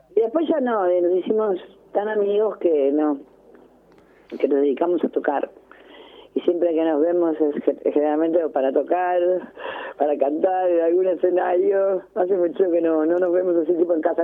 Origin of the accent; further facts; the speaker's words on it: Ramos Mejía, Buenos Aires Province, Argentina; yo soy de Ramos